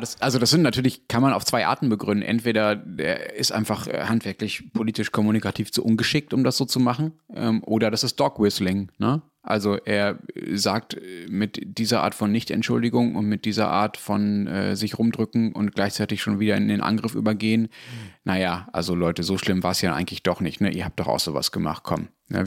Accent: Germany; als Deutscher

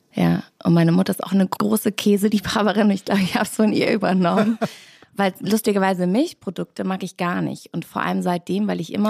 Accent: rural Bavaria near Holzkirchen, Germany; moved away as an adult; also born or lived in Hamburg; now in Berlin, Germany; wir kommen nämlich ursprünglich alle aus Hamburg und sind dann für die Serie für meinen Vater oder mit ihm nach äh, München gezogen. Und äh, dann direkt aufs Land, ein kleiner Ort, wunderschön, zwischen Saulach und Holzkirchen

